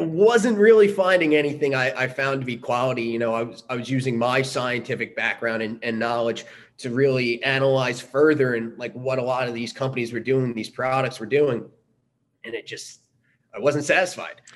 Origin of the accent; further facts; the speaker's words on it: Long Island, New York, United States; moved away; I grew up in Long Island, New York